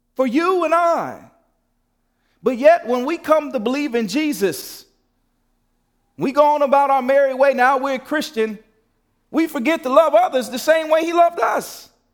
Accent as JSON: {"language": "English", "town": "Gary", "region": "Indiana", "country": "United States", "tie": "born or raised there", "said": "when I was a kid and growing up in Gary"}